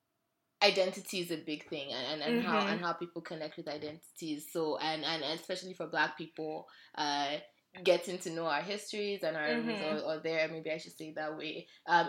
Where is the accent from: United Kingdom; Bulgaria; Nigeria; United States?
Nigeria; moved away; I'm Nigerian. Mm-hmm. I grew up there